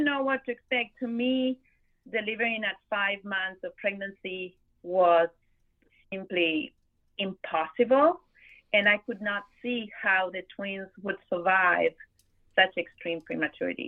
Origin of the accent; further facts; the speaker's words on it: Argentina; moved away as an adult; also born or lived in Buenos Aires, Argentina; now in Miami, United States; I am originally from Argentina